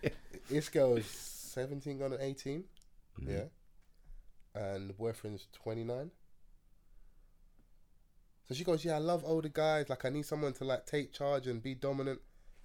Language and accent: English; Nigeria; I'm Nigerian. Man's got a strong back.